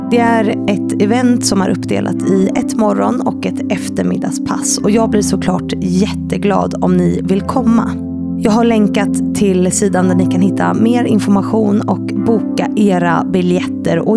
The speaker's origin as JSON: {"language": "Swedish", "town": "Uppsala", "region": "Uppsala County", "country": "Sweden", "tie": "born or raised there", "moved": "as an adult", "lives_now": "Stockholm, Sweden", "said": "Jag kommer från Uppsala ja. från början."}